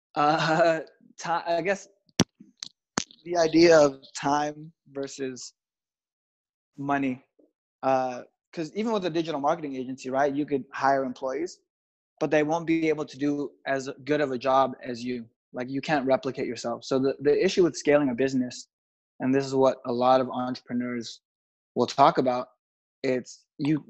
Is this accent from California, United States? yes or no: yes; Los Angeles, California, United States; I'm from Los Angeles, so it's always beautiful out here